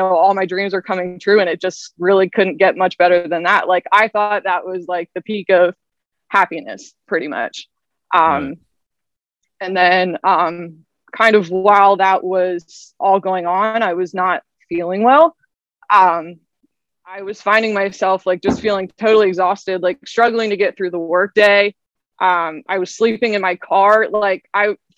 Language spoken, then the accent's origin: English; Lancaster, Pennsylvania, United States; also born or lived in Nashville; So I'm from Lancaster, Pennsylvania area. I've grown up there pretty much my whole life